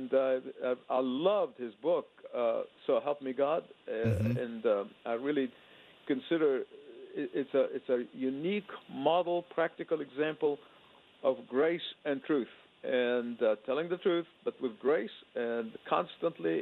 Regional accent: Egypt; born or raised there; now in United States

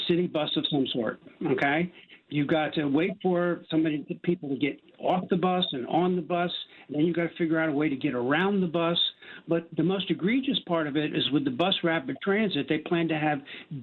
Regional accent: New York, United States; I'm from New York

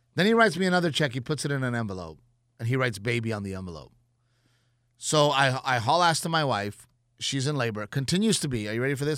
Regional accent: South Texas, United States; growing up in South Texas, like, we didn't grow up with Jewish people

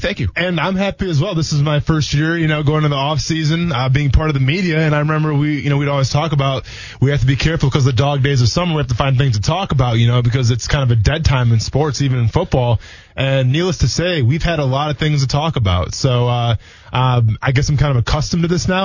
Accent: Wisconsin, United States; moved away; growing up in Wisconsin

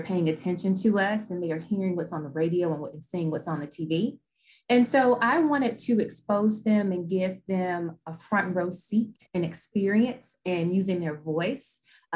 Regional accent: Decatur, Georgia, United States; also born or lived in Hampton, Virginia; I am native to Decatur, Georgia. So I'm from the Atlanta area. And I was born and raised here

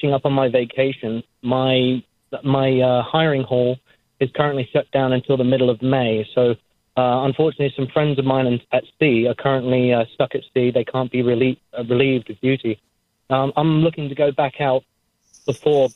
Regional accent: Ipswich, East of England, United Kingdom; I'm from Ipswich, England

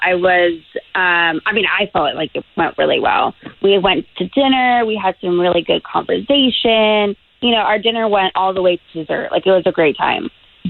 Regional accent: New England, United States; moved away as an adult; now in Florida, United States; No, I'm from New England.

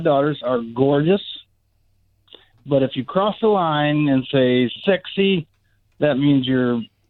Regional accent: Sarasota, Florida, United States; I'm from Sarasota.

